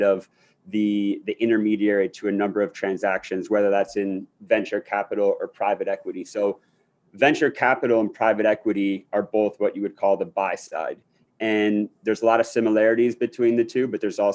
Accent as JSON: {"language": "English", "town": "Akron", "region": "Ohio", "country": "United States", "tie": "born or raised there", "moved": "as an adult", "lives_now": "New York, United States", "said": "I grew up in Akron, Ohio."}